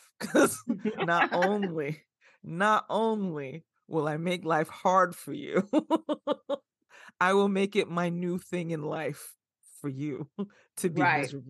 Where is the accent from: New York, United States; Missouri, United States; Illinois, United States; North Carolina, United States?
New York, United States; Bronx; also born or lived in Flatbush; I am very much a product of the South Bronx as well as Flatbush.